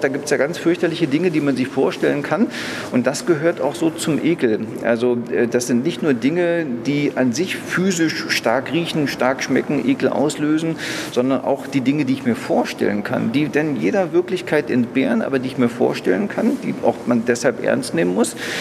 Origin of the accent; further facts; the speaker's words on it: Germany; bei uns in Deutschland